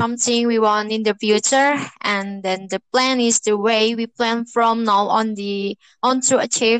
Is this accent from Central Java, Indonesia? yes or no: yes; Cilongok, Central Java, Indonesia; I come from Cilongok.